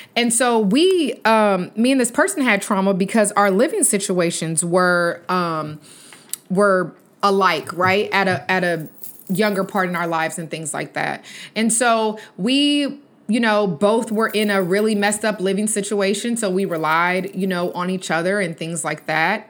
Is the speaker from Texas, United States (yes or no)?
yes; Texas, United States; accent: country; I'm from Texas and I do have a little bit of accent, I guess, because playing it back, I did sound real country